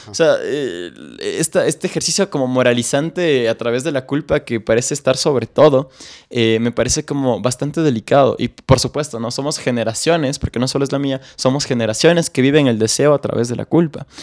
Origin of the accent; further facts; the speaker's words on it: Quito, Pichincha, Ecuador; yo crecí en Solanda, un barrio eh, obrero, trabajador, eh, peligroso de aquí de Quito